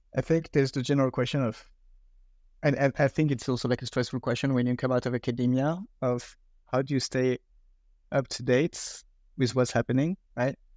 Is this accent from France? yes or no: yes; France; accent: French; English is a second language; I'm British with my French accent